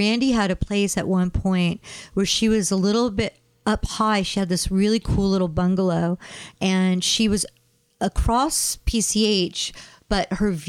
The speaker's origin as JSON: {"language": "English", "region": "East Coast", "country": "United States", "tie": "born or raised there", "moved": "yes", "said": "I grew up on the East Coast"}